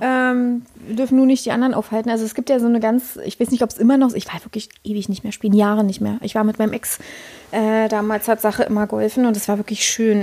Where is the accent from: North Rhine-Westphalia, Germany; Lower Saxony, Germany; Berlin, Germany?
Berlin, Germany; now in Brandenburg, Germany; Ich bin Tresorkind, ja, also ich bin ein Berliner Tresorkind